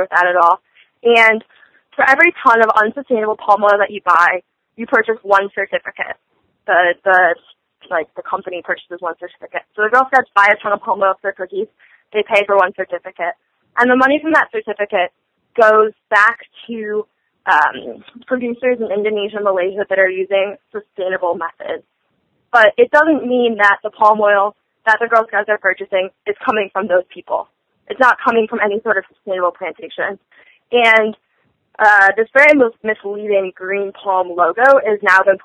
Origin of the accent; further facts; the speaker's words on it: Michigan, United States; we're from Michigan